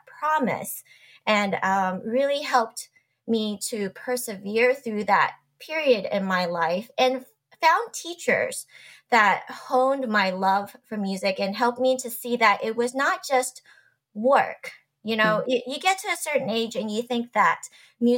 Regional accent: Wichita, Kansas, United States; I grew up in Wichita, Kansas

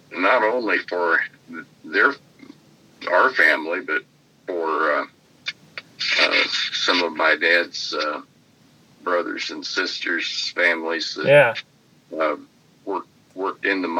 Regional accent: Pike County, Indiana, United States; now in Princeton, United States; I was born in Pike County, Indiana

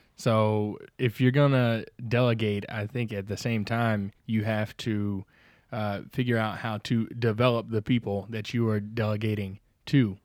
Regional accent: the South, United States; accent: slight southern drawl; I'm from the South

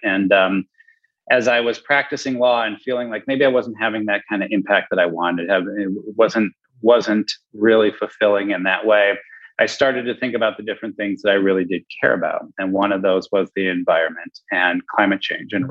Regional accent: Milwaukee, Wisconsin, United States; also born or lived in Madison, Wisconsin; I grew up in Milwaukee

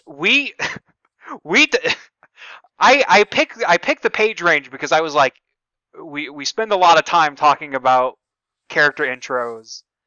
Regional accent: the South, United States; I'm from the South

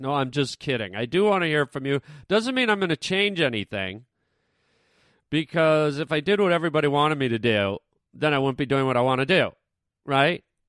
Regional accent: Canada; now in United States; I'm Canadian

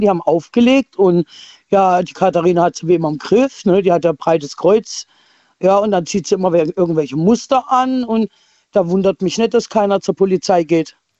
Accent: Leipzig, Saxony, Germany; now in Rastatt, Germany; als Halbkasarin in Leipzig geboren

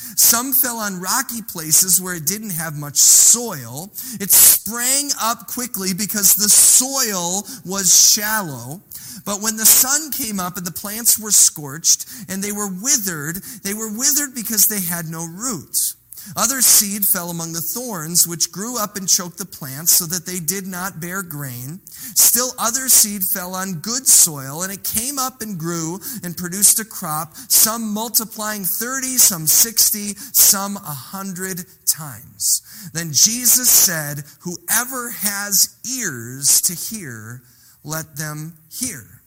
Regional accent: Illinois, United States; now in Elkhorn, United States; We grew up in Illinois

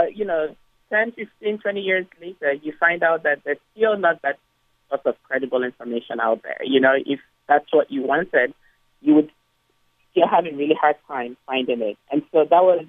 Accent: Nigeria; When I was young growing up in Nigeria

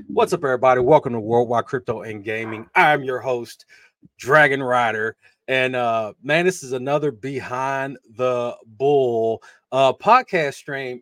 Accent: Louisville, Kentucky, United States

